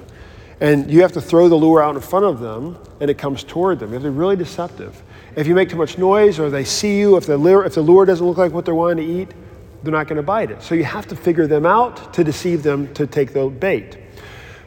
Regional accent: United States

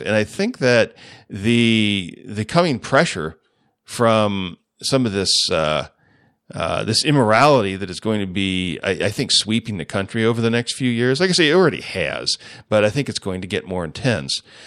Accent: United States; as American Christians

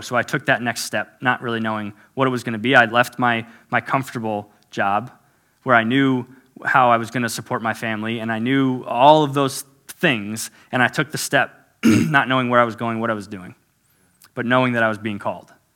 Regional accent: South Florida, United States; I was born and raised in South Florida, so native Floridian

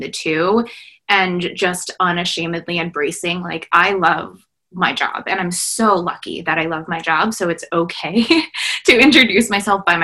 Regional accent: United States; I am a daughter of immigrants and refugees. I'm a first generation Vietnamese Laos American.

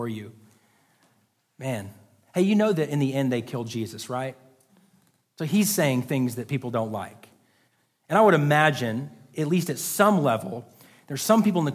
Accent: United States; as American people in 2022

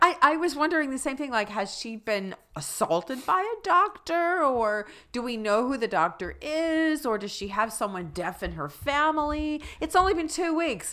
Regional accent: Plainfield, New Jersey, United States; moved away; also born or lived in Maryland; I grew up in New Jersey and Maryland

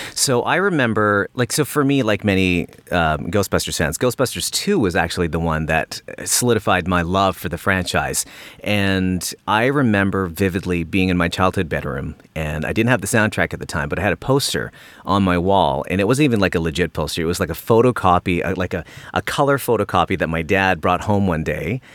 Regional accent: Port Coquitlam, British Columbia, Canada; I grew up in Vancouver, British Columbia, or a, a little suburb called Port Coquitlam

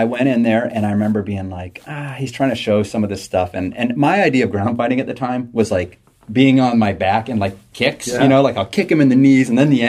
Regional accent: Acton, Massachusetts, United States; So we are in what is considered South Acton right now, just about out of there. I grew up in South Acton, so I grew up about a mile and a half from here.

